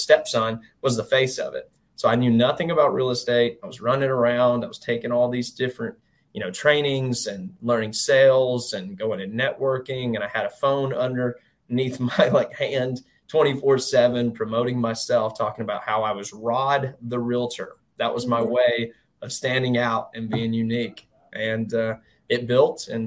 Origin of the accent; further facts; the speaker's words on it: Albertville, Alabama, United States; I was born in a northern town in Albertville, Alabama.